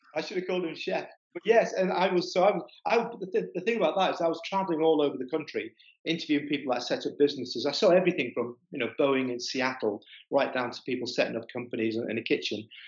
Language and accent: English; East Midlands, United Kingdom; I'm from the East Midlands. I'm from a mining community.